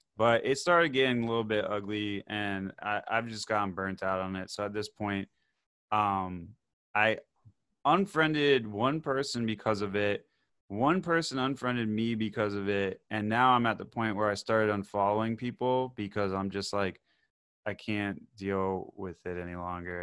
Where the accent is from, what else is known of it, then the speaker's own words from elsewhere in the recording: Davie, Florida, United States; I grew up in Davie where it's, like, conservative city